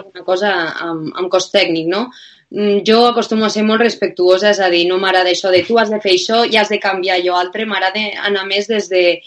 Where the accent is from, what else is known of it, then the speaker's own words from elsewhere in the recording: Lleida, Catalonia, Spain; now in Bilbao, Spain; jo vinc a Bilbao, però sóc de Lleida i quan vaig baixant a Lleida pues, a veure els meus pares